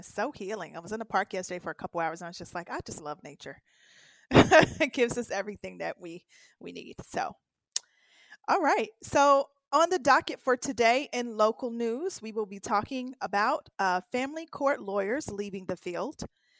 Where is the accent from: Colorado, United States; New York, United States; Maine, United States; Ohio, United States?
Ohio, United States; Cincinnati; now in Southern California, United States; I'm actually in Cincinnati right now